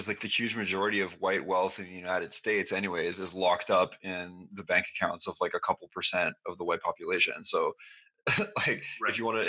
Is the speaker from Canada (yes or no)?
yes; Canada; now in Quebec, Canada; we're Canadian